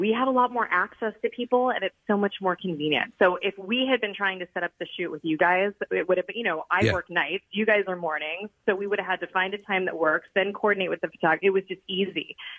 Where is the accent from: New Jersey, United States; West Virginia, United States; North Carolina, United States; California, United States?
California, United States; San Diego; moved away as an adult; also born or lived in Pennsylvania; now in Philadelphia, United States; I grew up in San Diego. My parents are both from here.